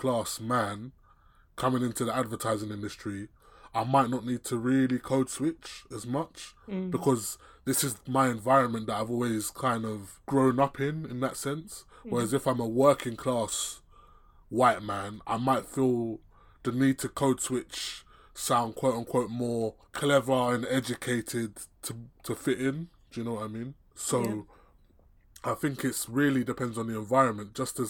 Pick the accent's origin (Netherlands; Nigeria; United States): Nigeria; being a person of colour, me specifically being Nigerian or Nigerian origin, I guess you could say that, you know, there's some aspects to those two cultures that clash.